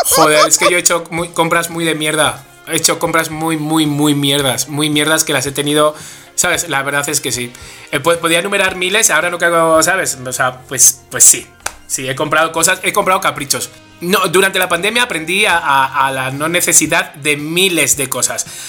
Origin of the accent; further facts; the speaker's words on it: Spain; soy español